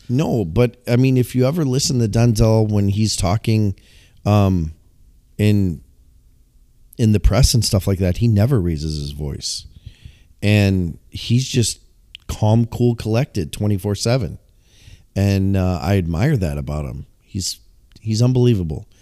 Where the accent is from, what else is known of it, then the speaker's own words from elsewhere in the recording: Illinois, United States; moved away; we're from the Midwest